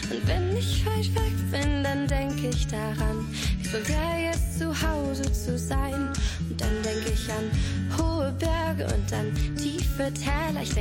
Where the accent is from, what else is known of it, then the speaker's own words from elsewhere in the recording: Siegen, North Rhine-Westphalia, Germany; ich komm nicht aus Köln, so wie gedacht, ich komm aus Siegen, meine Heimatstadt